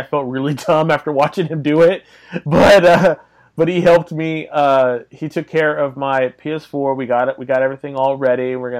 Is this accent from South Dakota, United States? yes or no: no; Fresno, California, United States; they all live in my hometown. We all live in Fresno